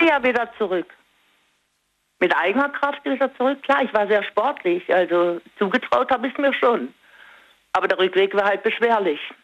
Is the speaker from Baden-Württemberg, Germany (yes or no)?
yes; Singen, Baden-Württemberg, Germany; moved away; Ich komme ursprünglich aus Singen